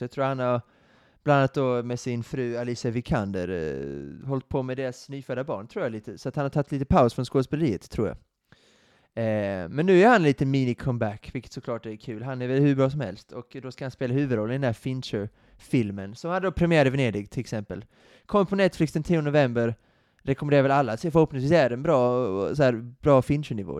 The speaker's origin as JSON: {"language": "Swedish", "country": "Sweden", "said": "som svensk"}